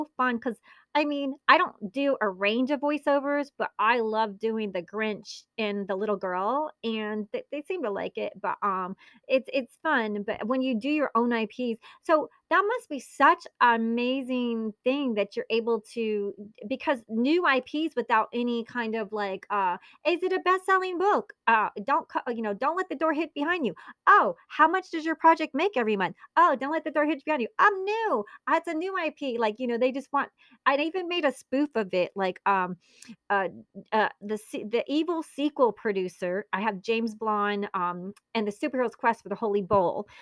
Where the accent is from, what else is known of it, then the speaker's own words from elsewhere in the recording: Italy; I was born in Italy. My mother's Italian.